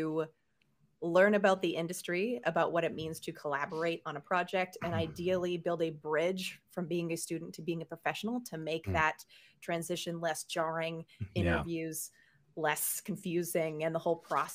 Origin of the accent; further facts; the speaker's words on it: Canada; moved away; I'm Canadian